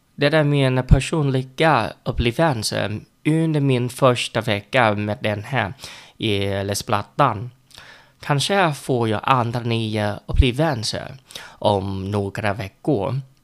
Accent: Vietnam; Swedish is a second language; now in Sweden; Jag är en vietnames som bor i Sverige och lär mig svenska

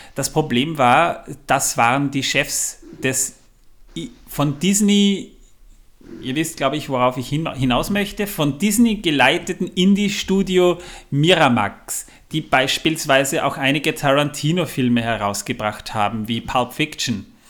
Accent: Austria; bei uns in Österreich

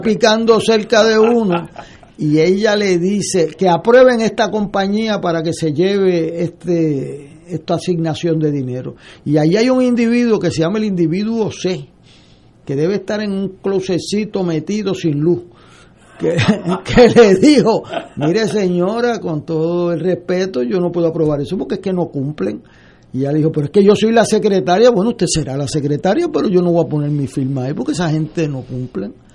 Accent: San Juan, Puerto Rico; yo vengo de Río Piedra

